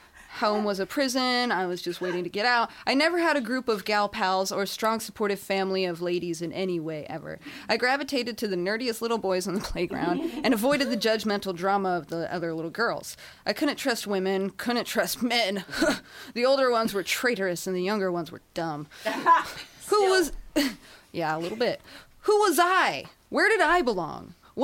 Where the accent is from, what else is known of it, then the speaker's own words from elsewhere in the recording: California, United States; I hail from the Inland Empire.